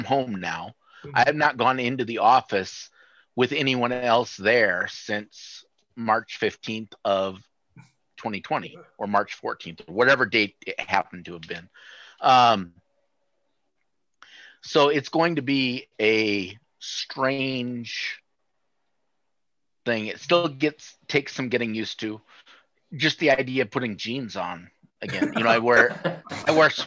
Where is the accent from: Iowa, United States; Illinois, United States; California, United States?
Iowa, United States; Sioux City; I grew up in Sioux City, which is just 90 miles north of there